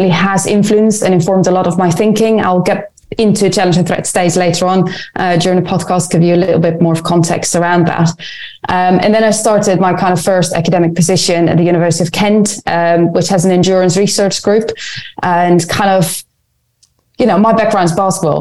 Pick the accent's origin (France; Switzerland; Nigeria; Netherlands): Netherlands; moved away as an adult; also born or lived in Lund, Sweden / Edinburgh, United Kingdom; now in London, United Kingdom; I grew up in the Netherlands.